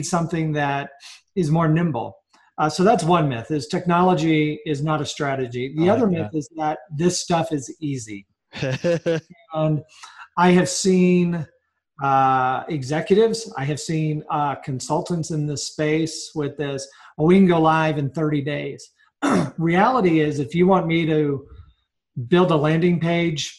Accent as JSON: {"language": "English", "area": "Adirondack Mountains", "region": "New York", "country": "United States", "tie": "born or raised there", "moved": "yes", "lives_now": "Colorado, United States", "said": "I grew up in the Adirondack Mountains, not far from you"}